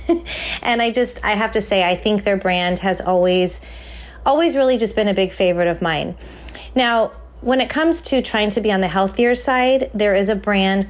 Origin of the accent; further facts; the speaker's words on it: California, United States; moved away; growing up in California